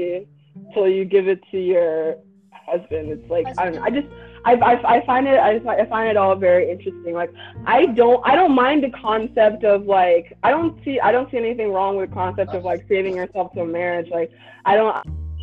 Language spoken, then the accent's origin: English; the South, United States; also born or lived in Nigeria; growing up in the South